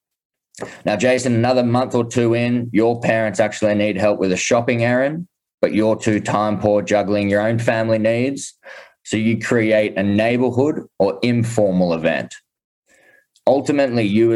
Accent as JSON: {"language": "English", "town": "Sydney", "region": "New South Wales", "country": "Australia", "tie": "born or raised there", "moved": "yes", "lives_now": "Austin, United States", "said": "I'm initially born and raised in Sydney"}